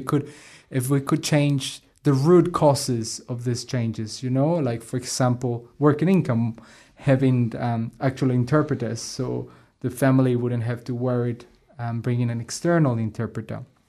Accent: Colombia; English is a second language; now in New Zealand; I'm originally from Colombia in South America, and, uh, I've been here for around ten years now

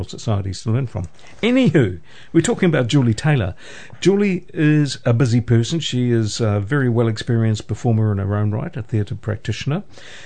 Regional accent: Putaruru, Waikato, New Zealand; I grew up in Potaruru nearby, only 20 minutes away

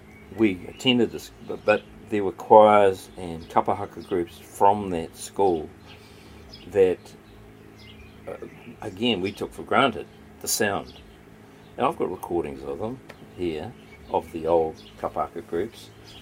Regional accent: Waikato, New Zealand; I mean, I'm from the Waikato, I'm from Tainui.

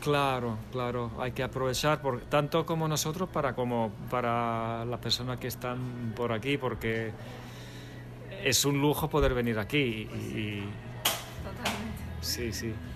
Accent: Finland; moved away as an adult; also born or lived in Buenos Aires, Argentina / France; now in Spain; yo nací en Buenos Aires hace ya bastante tiempo. Mis padres son finlandeses. Yo me fui de pequeño, eh, luego estuve viviendo en Francia unos años y la mayor parte de mi infancia sí la pasé en Finlandia

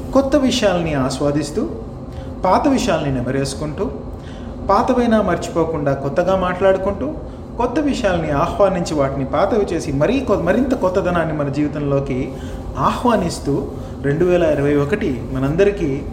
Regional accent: India; now in New Zealand; నేను ఒక భారతీయుడిగా వేరే దేశాల్లో ఉంటూ

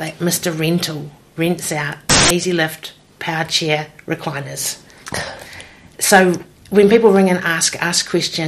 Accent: Hawke's Bay, New Zealand; I've born and bred in Hawke's Bay

